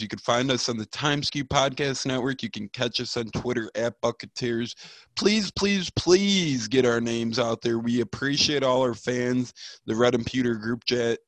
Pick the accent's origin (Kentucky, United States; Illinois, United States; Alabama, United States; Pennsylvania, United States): Illinois, United States; Chicago; I'm a Chicagoan.